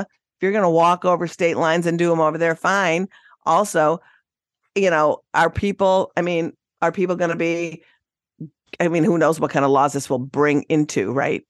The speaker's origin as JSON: {"language": "English", "region": "Minnesota", "country": "United States", "tie": "born or raised there", "moved": "yes", "said": "My home state of Minnesota"}